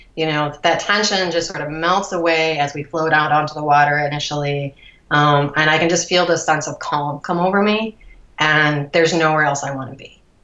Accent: Cleveland, Ohio, United States; also born or lived in Columbus, Ohio; I grew up outside of Cleveland, a suburb of Cleveland.

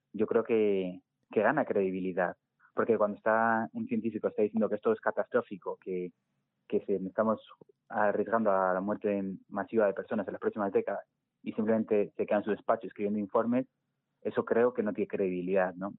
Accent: Segovia, Castile and León, Spain; moved away as an adult; now in Madrid, Spain; yo soy de Segovia, de un pueblo de Segovia eh, y me mudé a Madrid

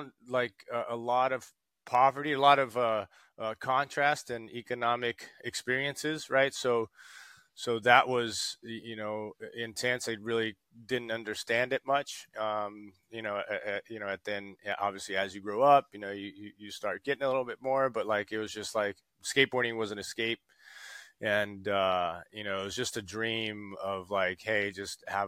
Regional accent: São Paulo, Brazil; also born or lived in Rio de Janeiro; I was born in Rio de Janeiro and raised in São Paulo

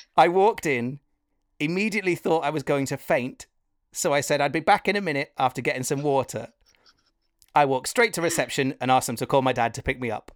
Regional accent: Wales, United Kingdom; I come from Wales, so it's kind of music and theatre and all that a part of it

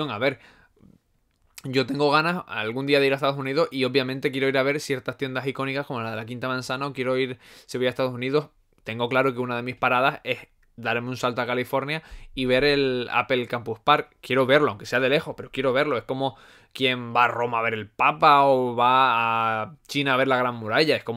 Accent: Canary Islands, Spain; accent: Canarian; Es que mi acento no es canario, canario marcado. Eh, es que es de todo, es de todo. Hay gente que me dice que si soy de la península, hay gente que me dice que si soy venezolano.

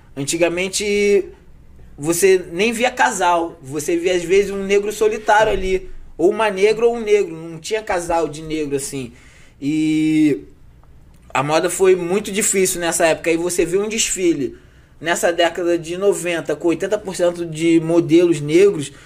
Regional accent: Rio de Janeiro, Brazil; also born or lived in Vidigal, Rio de Janeiro; sou cria da Zona Norte, do Lins, Meia, ali, gente de dentro, tudo ali é nossa área ali. Eu sempre fui cria da Zona Norte

